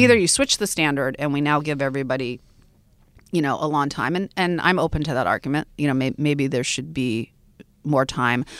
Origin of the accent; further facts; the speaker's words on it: Fairbanks, Alaska, United States; I grew up in Fairbanks, Alaska too, which is really hardcore Alaska